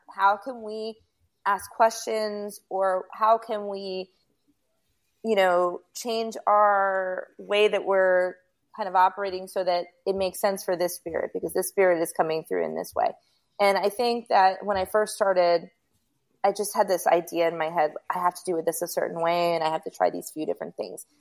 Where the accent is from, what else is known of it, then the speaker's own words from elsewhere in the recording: Rockland County, New York, United States; also born or lived in Bergenfield, New Jersey; now in South Florida, United States; I was born in New Jersey and I lived in Bergenfield until I was in first grade, and then I lived in upstate New York in Rockland County. And when I was growing up in Rockland County